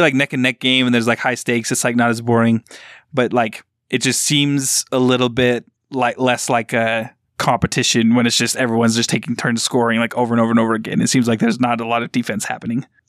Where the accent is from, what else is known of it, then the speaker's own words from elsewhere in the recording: Utah, United States; growing up in Utah